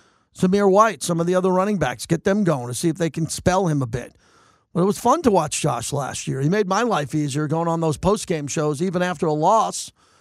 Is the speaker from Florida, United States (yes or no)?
no; New York, United States; growing up in New York